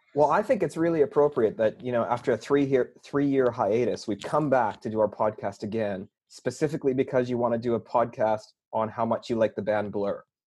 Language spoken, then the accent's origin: English; Canada; moved away; growing up in Canada, about the same times I was going to the uni